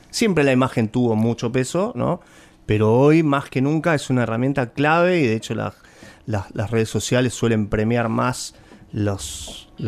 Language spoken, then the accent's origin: Spanish; Buenos Aires, Argentina; Soy un porteño de ley, me encantan nuestros cruces de universos